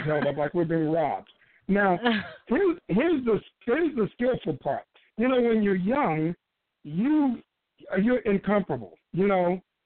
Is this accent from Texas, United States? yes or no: yes; Abilene, Texas, United States; I grew up in Abilene, Texas